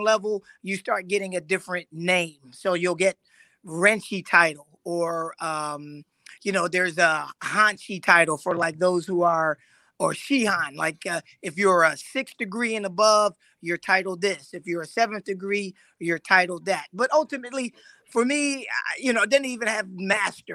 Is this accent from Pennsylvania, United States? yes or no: yes; Philadelphia, Pennsylvania, United States; moved away as an adult; now in Raleigh, United States; I'm originally from Philadelphia